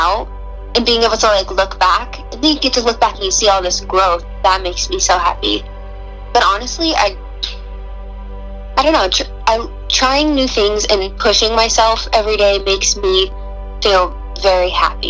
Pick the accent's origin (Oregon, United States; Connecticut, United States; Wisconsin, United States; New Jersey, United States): Oregon, United States; Roseburg; I'm from the area, but I grew up in Roseburg